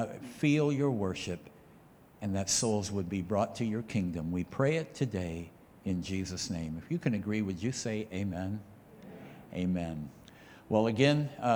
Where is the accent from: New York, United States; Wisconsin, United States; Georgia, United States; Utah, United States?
Wisconsin, United States; near Stevens Point, rural; also born or lived in Austin, Wisconsin; I actually grew up just about 10 or 15 minutes up the road from right here, outside of a little town called Melador. And we were farmers there. And growing up in rural Wisconsin